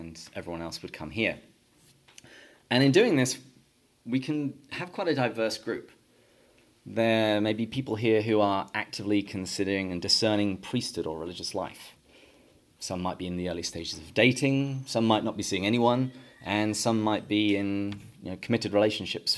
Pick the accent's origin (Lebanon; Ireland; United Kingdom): United Kingdom; England; moved away as an adult; now in San Diego, United States; But I grew up in England, and I had a fairly typical English upbringing.